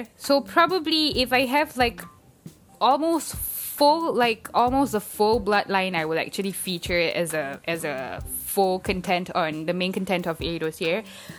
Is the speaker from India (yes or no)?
no; Singapore; No, I'm not. I'm Singaporean, born and bred.